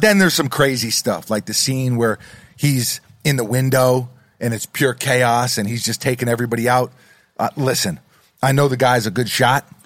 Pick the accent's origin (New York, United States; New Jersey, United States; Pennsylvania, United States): New York, United States; New York City; I'm from New York City